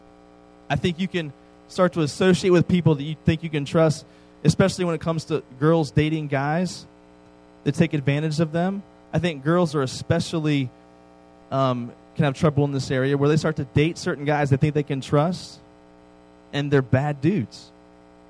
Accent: East Coast, United States; I grew up on the East Coast

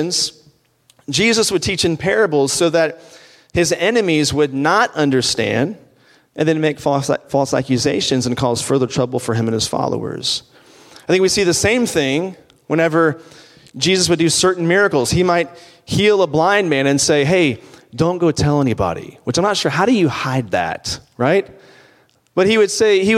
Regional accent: Virginia, United States; where I grew up in Virginia, my grandfather had a farm.

